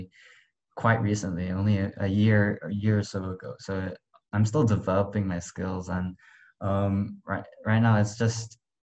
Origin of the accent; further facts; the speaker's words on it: Dubai, United Arab Emirates; also born or lived in Malaysia; I was born in Malaysia, but I basically stayed in Dubai my whole life